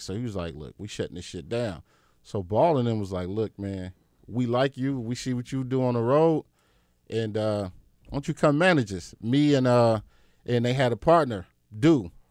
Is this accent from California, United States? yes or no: yes; Compton, California, United States; also born or lived in Rialto, California; I grew up in Southern California, uh, D J-ing. I'm from Compton. So, in between, like, Compton and this, like, city called Rialto